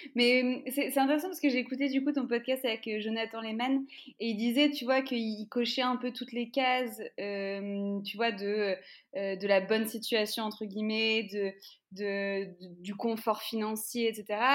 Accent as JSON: {"language": "French", "country": "France", "said": "nous en France, en fonction de évidemment là où tu grandis, moi, là où j'ai grandi"}